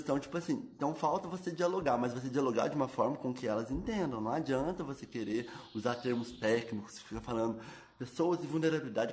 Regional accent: Itajubá, Minas Gerais, Brazil; Nasci aqui em Itajubá. Nos dois primeiros anos eu morei em Fimboreira, que é uma cidade próxima aqui, no interior de Minas também. E aí, é, desde os meus dois anos eu moro no bairro do Reborgeon, aqui em Itajubá.

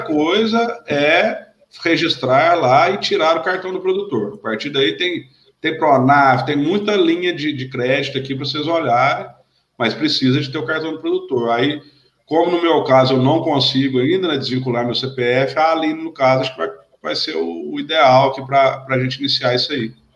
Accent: south of Minas Gerais, Brazil; eu sou do, natural do sul de Minas

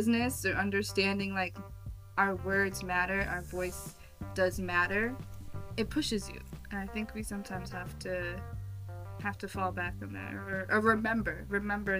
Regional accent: New York City, New York, United States; moved away; I'm from New York, born and raised. I moved, but I'm from New York City

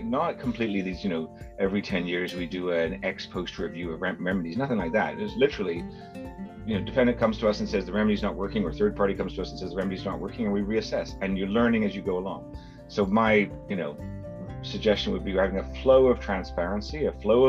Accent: Canada; accent: Canadian; my Canadian accent

